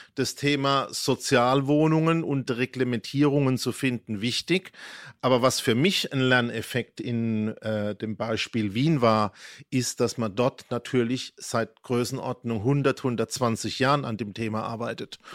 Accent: Heidelberg, Baden-Württemberg, Germany; moved away; also born or lived in Schwetzingen / Bavaria; Ich bin ja hier nur in Schwetzingen und Heidelberg groß geworden und in Bayern

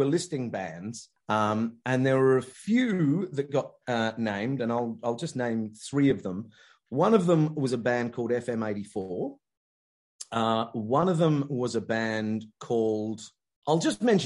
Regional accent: Richmond, London, United Kingdom; I was born in Richmond, Surrey

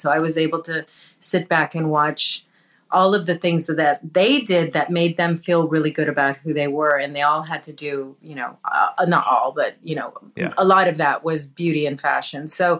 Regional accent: Southern California, United States; I was born and raised in Southern California. I am Mexican, Indian, Spanish, and Portuguese, Native American Indian, not East Indian.

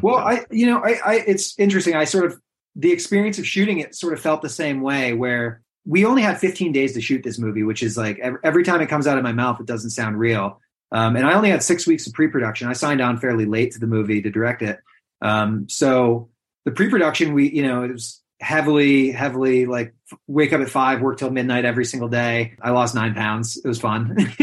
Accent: Western New York, United States; also born or lived in Adirondacks, United States; now in Catskills, United States; I grew up in Western New York, but my parents were children's camp directors, so I really spent a lot of my time in the Adirondacks

